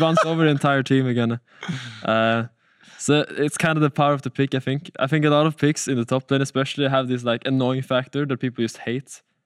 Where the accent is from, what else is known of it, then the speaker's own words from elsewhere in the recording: Stockholm, Stockholm County, Sweden; I come from Stockholm in Sweden